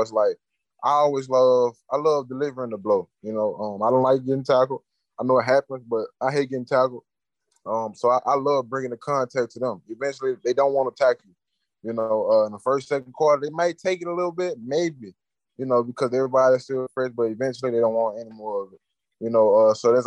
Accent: Louisiana, United States; I grew up in Louisiana

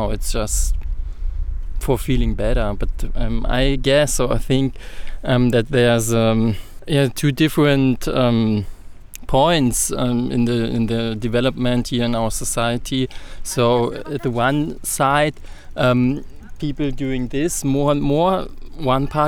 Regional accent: Berlin, Germany; I'm from Berlin. And yes, I've been grew up here, and that's my hometown

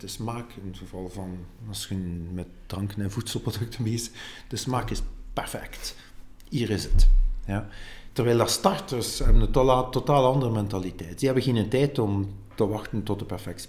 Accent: Ghent, Flanders, Belgium; ik ben van Gent

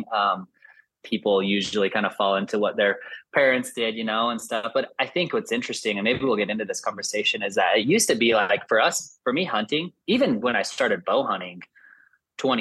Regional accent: Salt Lake City, Utah, United States; I grew up here in Salt Lake in Utah, started hunting from a super young age.

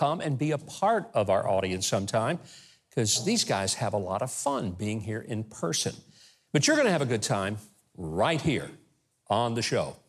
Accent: the South, United States; I grew up in the South

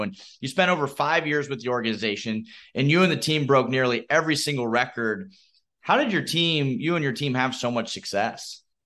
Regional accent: Midwest, United States; I'm from the Midwest

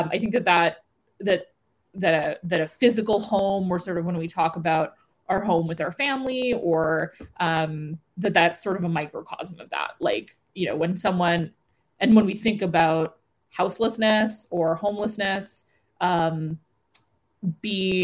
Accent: Yellowknife, Northwest Territories, Canada; moved away; where I grew up, where I was born and raised in Yellowknife. Yellowknife will always be home to me, even if I don't live there full time.

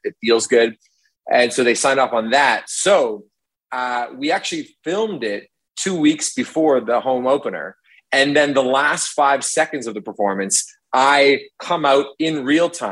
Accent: Toronto, Ontario, Canada; also born or lived in Hamilton; I grew up in Toronto and then I went to Hamilton for university

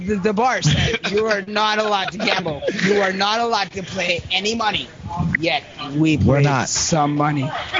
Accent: Ohio, United States; also born or lived in Bangladesh; I do not resemble Ohio because I'm from fucking Bangladesh. Okay. I look like a fucking Bangladeshi, but yet I am from Ohio.

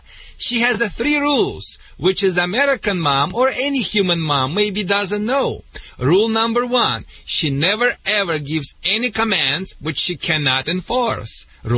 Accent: Russia; English is a second language; now in United States; Sorry for my accent. I think it's a Michigan accent. It's so contagious here in Michigan. You know, I came in Russia directly to the Michigan.

